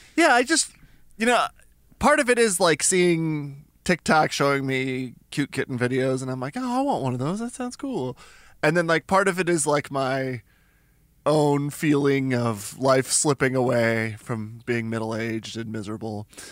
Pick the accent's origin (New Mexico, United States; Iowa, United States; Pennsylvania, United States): New Mexico, United States; Albuquerque; I'm from Albuquerque, New Mexico